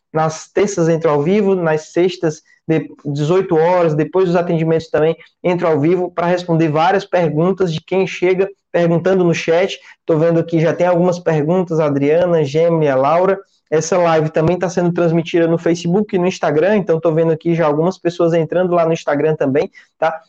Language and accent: Portuguese; Ceará, Brazil; eu sou daqui do Ceará